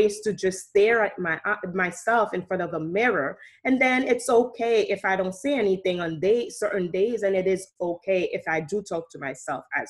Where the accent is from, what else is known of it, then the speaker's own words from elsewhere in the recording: Haiti; moved away; also born or lived in Saint Martin; I grew up in Haiti. I was born in St. Martin, and I grew up in Haiti by my grandparents